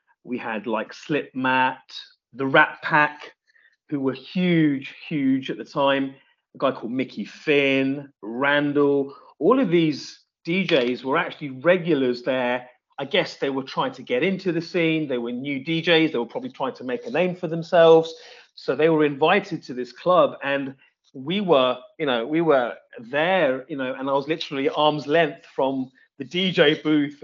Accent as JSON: {"language": "English", "town": "Reading", "region": "South East England", "country": "United Kingdom", "tie": "born or raised there", "also_born_or_lived": "Leicester", "moved": "yes", "said": "I was born in Reading, but I went to Leicester with my parents."}